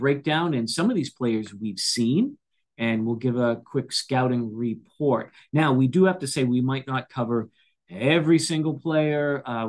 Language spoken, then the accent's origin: English; Boston, Massachusetts, United States; accent: Boston; now in Tulsa, United States; since we are from America, we have our American accent. I'm originally from Boston, so we have the Boston accent mixed in there.